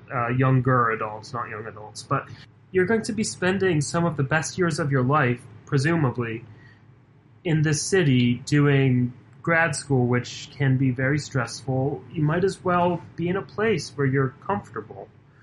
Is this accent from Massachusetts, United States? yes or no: yes; Boston, Massachusetts, United States; moved away as an adult; now in Atlanta, United States; so in my 8th year in Atlanta, and I'm a guy from Boston. I'm turning 30